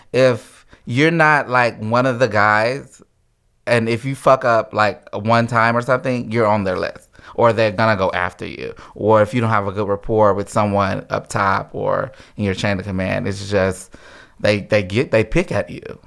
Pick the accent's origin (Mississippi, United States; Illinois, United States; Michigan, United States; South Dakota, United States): Mississippi, United States; Houston; moved away as an adult; also born or lived in Alaska; from, uh, Mississippi originally